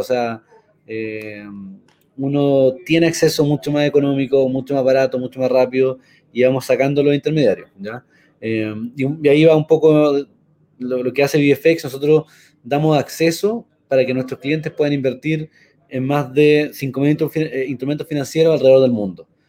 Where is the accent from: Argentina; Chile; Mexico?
Chile; also born or lived in United States; como chilenos